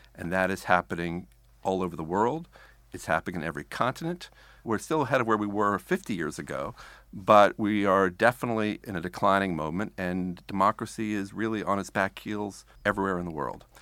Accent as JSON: {"language": "English", "country": "United States", "said": "as an American"}